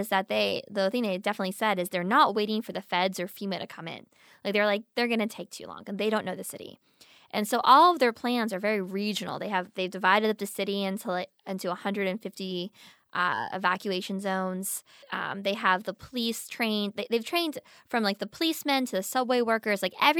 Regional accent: Pennsylvania, United States; I grew up in Pennsylvania, but in the mountains, so it got really cold.

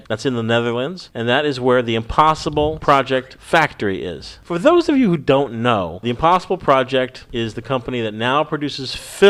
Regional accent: United Kingdom; My home country, Dan, is the UK.

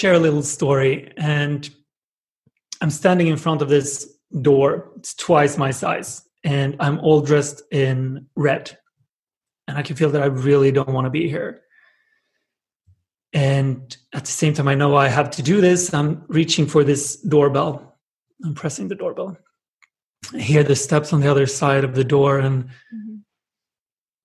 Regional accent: Jönköping, Jönköping County, Sweden; In Sweden, in a small town called Jönköping with like 100,000 people

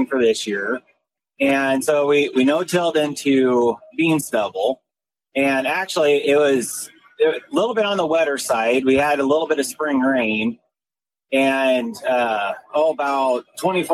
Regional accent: Pierce Plainview area, Northeast Nebraska, United States; I'm from Northeast Nebraska, kind of the Pierce Plainview area, and farm corn and soybeans

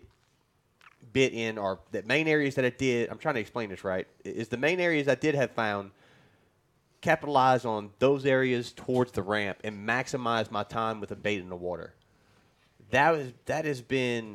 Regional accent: South Louisiana, United States; I'm from South Louisiana

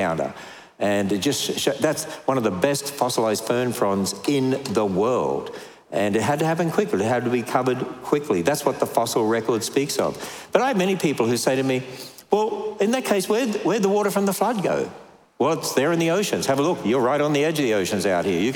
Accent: Australia; now in United States; I'm Australian

